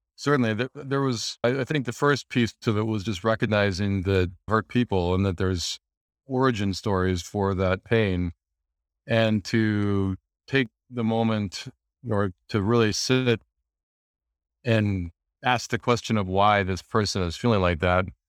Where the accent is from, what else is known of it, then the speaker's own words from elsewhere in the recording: Montana, United States; moved away as an adult; also born or lived in Los Angeles; I grew up in Montana in the U S